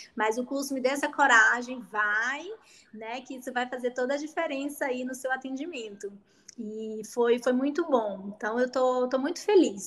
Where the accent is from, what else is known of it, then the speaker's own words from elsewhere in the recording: Bahia, Brazil; moved away as an adult; also born or lived in Catanduva; now in Ribeirão Preto, Brazil; eu sou natural da Bahia e vim estudar aqui